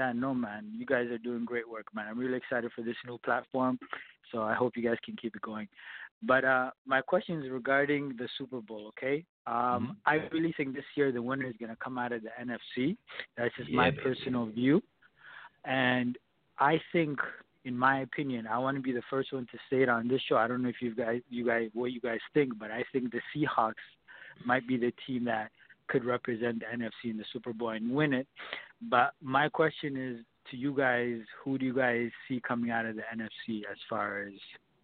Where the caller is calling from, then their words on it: Toronto, Ontario, Canada; I'm calling from Toronto, Canada.